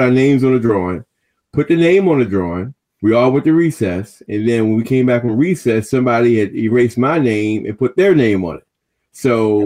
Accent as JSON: {"language": "English", "town": "Washington", "region": "District of Columbia", "country": "United States", "tie": "born or raised there", "said": "I'm from Washington, D.C. Born and kind of grew up in Berry Farms in Anacostia."}